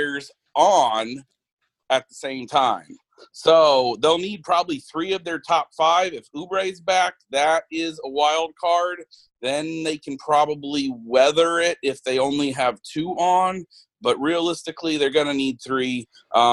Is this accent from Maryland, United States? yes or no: no; Arizona, United States; Growing up in Arizona, I fell in love with the Suns.